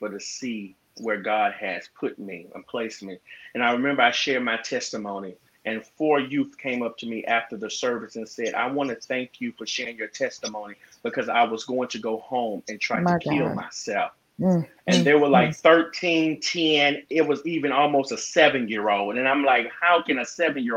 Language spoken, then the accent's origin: English; Gulfport, Mississippi, United States; I'm from Gulfport, Mississippi.